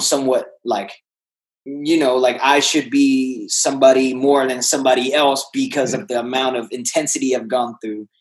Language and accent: English; Vietnam; moved away; I was uh, born and raised in Vietnam.